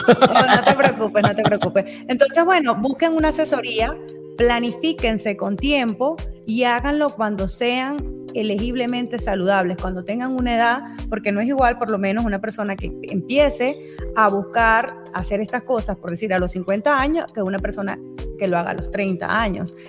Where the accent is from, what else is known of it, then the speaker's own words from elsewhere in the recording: Maracay, Aragua, Venezuela; moved away as an adult; also born or lived in Zaraza, Guárico, Venezuela; now in Utah, United States; nací en el estado Guárico, soy saraseña, eh, de Sarasa. Eh, allí estuve hasta los ocho años. Luego mis padres decidieron mudarnos, mudarnos pues todos a, a Maracay, estado Aragua. Y bueno, allí estuve